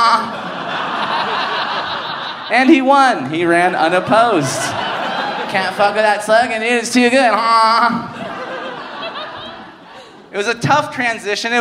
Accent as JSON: {"language": "English", "town": "Inglewood", "region": "California", "country": "United States", "tie": "born or raised there", "also_born_or_lived": "Manhattan Beach, California", "said": "my parents are from Cuba, and I grew up in Los Angeles, a neighborhood called Inglewood"}